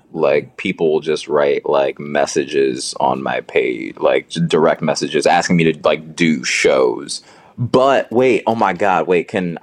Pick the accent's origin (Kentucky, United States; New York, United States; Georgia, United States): Georgia, United States; Marietta; And then I forget I'm from Marietta, Georgia. And I'm like, oh yeah, everyone thinks like that.